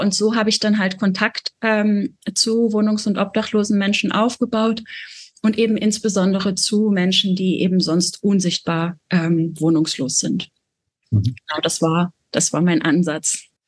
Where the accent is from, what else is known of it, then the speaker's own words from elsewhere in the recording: a small village in Baden-Württemberg, Germany; ich bin auf dem Dorf groß geworden, also wirklich so ein kleines Dorf in Baden-Württemberg